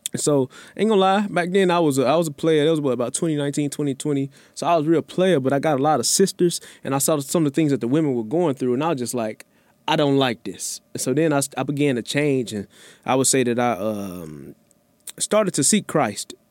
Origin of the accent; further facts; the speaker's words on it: Memphis, Tennessee, United States; now in Houston, United States; growing up in Memphis